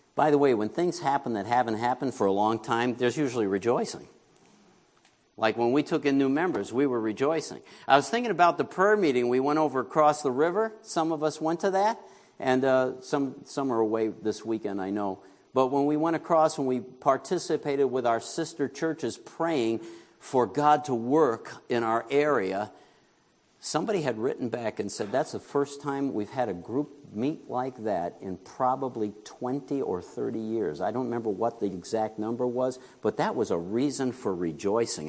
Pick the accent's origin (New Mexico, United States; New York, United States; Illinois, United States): New York, United States; moved away; I grew up in New York